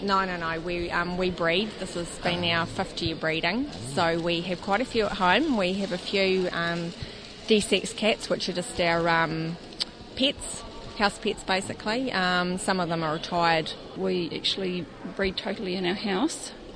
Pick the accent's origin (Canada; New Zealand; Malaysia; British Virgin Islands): New Zealand; Hamilton, Waikato; I'm from Hamilton, New Zealand